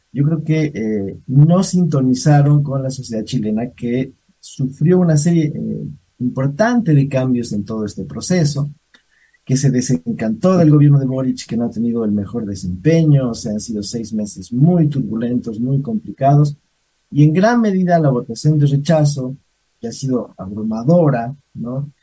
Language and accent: Spanish; Bolivia; yo sí pienso como boliviano